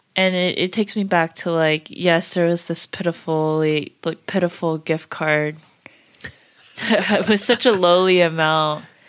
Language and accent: English; United States; we're pretty American now